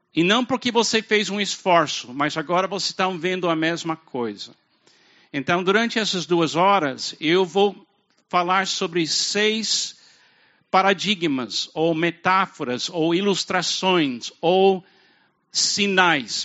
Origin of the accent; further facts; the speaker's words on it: United States; Portuguese is a second language; moved away as an adult; also born or lived in Brazil; now in Fortaleza, Brazil; eu venho dos Estados Unidos